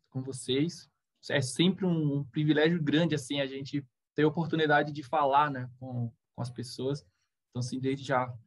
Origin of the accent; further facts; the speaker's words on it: Recife, Pernambuco, Brazil; born there; now in Itá, Brazil; eu nasci em Recife, né? E eu o meu pai era barrageiro, depois o meu padrasto também, e a gente veio seguindo o país, assim, né? A gente é, veio parar aqui em Santa Catarina, mais especificamente em Itá